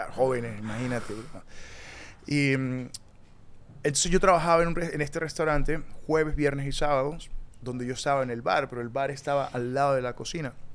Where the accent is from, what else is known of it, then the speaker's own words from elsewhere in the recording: Tovar, Mérida, Venezuela; moved away as an adult; also born or lived in Peru; now in New York, United States; Yo crecí en Tobar, Estado Mérida